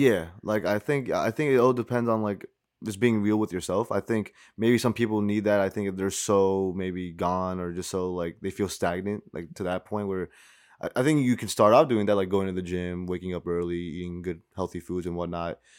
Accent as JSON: {"language": "English", "town": "White Plains", "region": "New York", "country": "United States", "tie": "born or raised there", "said": "growing up, white planes, like, born and raised"}